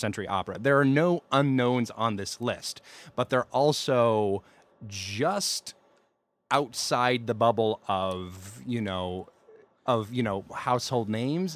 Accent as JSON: {"language": "English", "region": "Alabama", "country": "United States", "said": "I'm uncultured and from Alabama"}